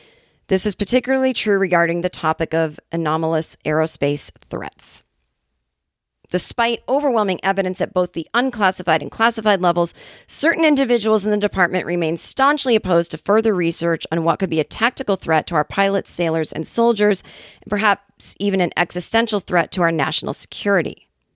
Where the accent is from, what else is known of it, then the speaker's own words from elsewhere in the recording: California, United States; And I'm like, yeah, well, I mean, I'm from California.